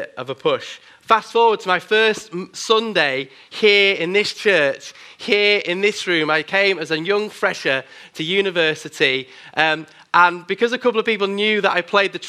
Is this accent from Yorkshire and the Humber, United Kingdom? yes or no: yes; Bradford, Yorkshire and the Humber, United Kingdom; now in Manchester, United Kingdom; I grew up in Bradford in Yorkshire